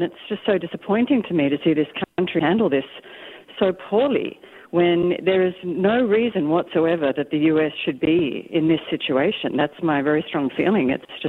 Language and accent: English; Australia; accent: Australian; now in Portola Valley, United States; I'm Australian, you can tell by my accent.